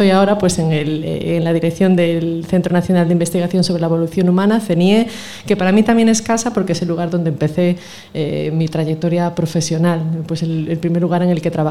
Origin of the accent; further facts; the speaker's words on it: Galicia, Spain; creo que se notará que soy gallega